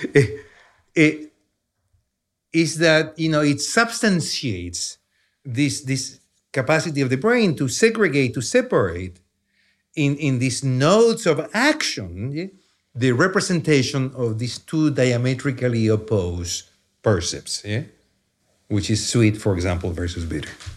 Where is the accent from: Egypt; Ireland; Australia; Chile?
Chile; accent: heavy Chilean accent; English is a second language; moved away as an adult; now in United States; I grew up in Chile. That's where the accent comes from